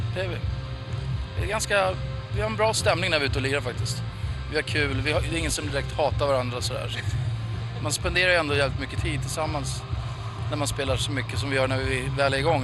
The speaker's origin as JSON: {"language": "Swedish", "country": "Sweden", "said": "hemma i Sverige"}